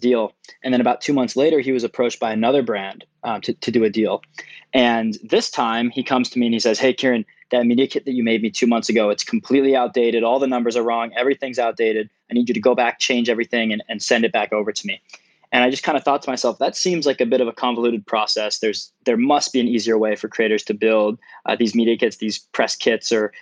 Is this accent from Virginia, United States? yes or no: yes; Virginia, United States; now in Marina del Rey, United States; we're both from Virginia, born and raised.